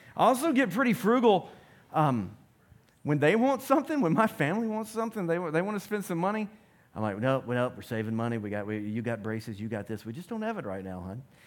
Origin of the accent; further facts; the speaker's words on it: United States; I'm American